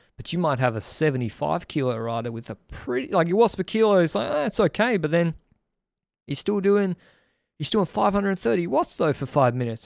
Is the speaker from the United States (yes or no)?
no; Brisbane, Queensland, Australia; now in Sydney, Australia; I'm from Brisbane, on the Gold Coast.